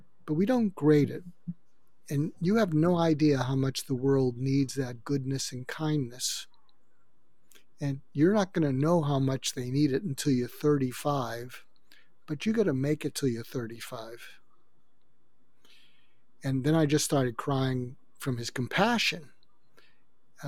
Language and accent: English; suburb of Boston, Massachusetts, United States; moved away as an adult; also born or lived in Topeka, Kansas / Los Angeles, California; I grew up outside of Boston, in a suburb of Boston